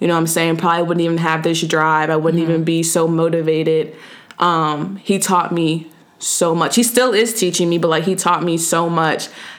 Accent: Maryland, United States; where I was born, which was Maryland.

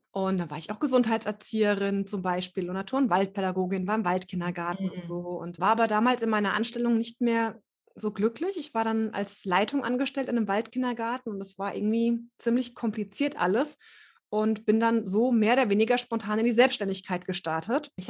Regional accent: Hesse, Germany; Ähm, ich komme hier aus dem Rhein-Main-Gebiet und bin jetzt gerade Ende 30.

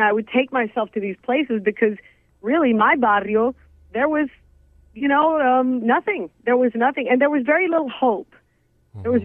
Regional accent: Big Spring, Texas, United States; now in Phoenix, United States; I grew up in Big Spring, Texas, which is a small, tiny, I mean, town

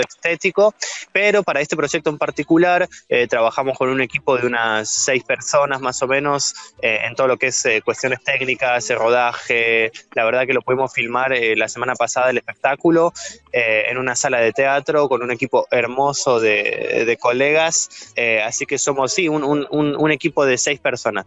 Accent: Coronel Pringles, Buenos Aires Province, Argentina; moved away as an adult; also born or lived in France / Switzerland; cuando tenía 15 años allá en, en, en mi pueblo, en Coronel Pringles

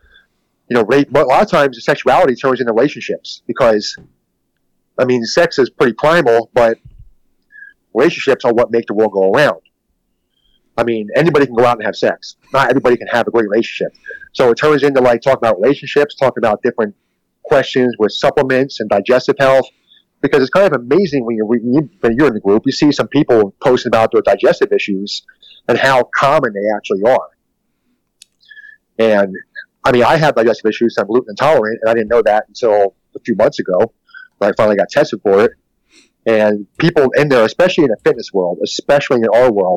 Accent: Philadelphia, Pennsylvania, United States; I'm from East Coast. I'm Philadelphia.

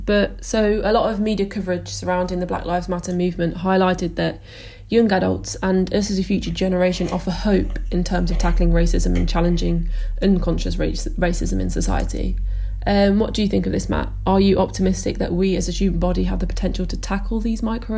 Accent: Ghana; I know I myself always shy away from telling people that I'm mixed race and that I am Ghanaian

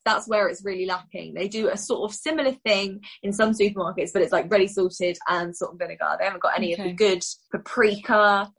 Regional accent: United Kingdom; us as a British people.

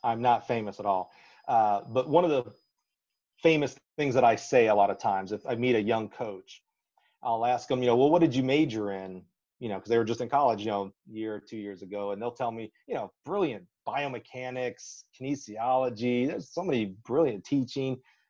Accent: Alabama, United States; accent: Southern; I used to have a great Southern accent, growing up in Alabama. Now I'm boring. I'm in the middle of the road accent.

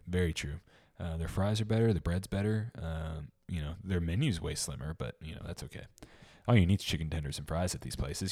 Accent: Memphis, Tennessee, United States; I'm from Memphis

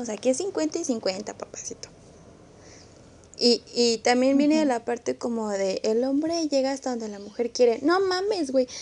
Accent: San Luis Potosí, Mexico; yo que soy de San Luis Potosí

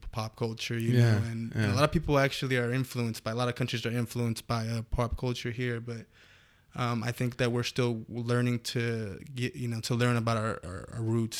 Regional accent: Canoga Park, California, United States; I know that I grew up in Canoga Park, and a lot of the cultures there is Latino

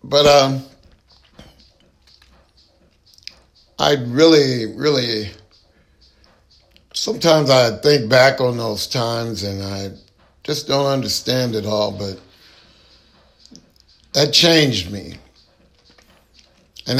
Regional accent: San Jose, California, United States; also born or lived in San Francisco; now in Stockton, United States; I was born in San Francisco, grew up in San Jose

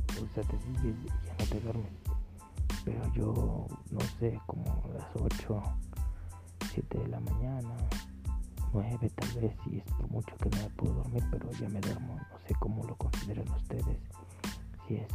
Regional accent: Mexico; nosotros los mexicanos, y me incluyo, porque pues nací aquí en México

